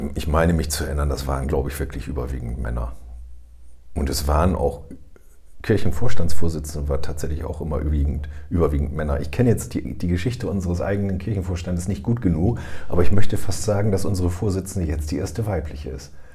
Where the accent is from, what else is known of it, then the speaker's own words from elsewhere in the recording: Germany; bei uns in Deutschland